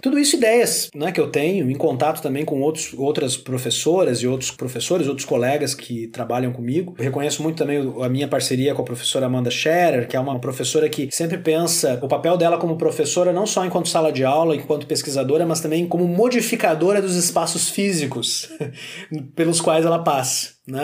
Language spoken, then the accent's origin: Portuguese; Santa Maria, Rio Grande do Sul, Brazil; sou natural de Santa Maria